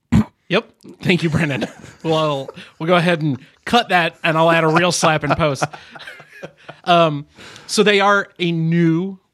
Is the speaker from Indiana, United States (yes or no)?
no; St. Louis, Missouri, United States; look, I'm from St. Louis